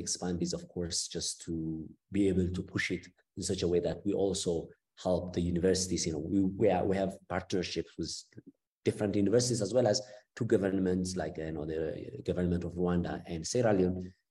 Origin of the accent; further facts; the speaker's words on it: Ethiopia; moved away as an adult; also born or lived in Cape Town, South Africa / Italy; I'm from Ethiopia, and I was um, basically until my BSc, I was educated in Ethiopia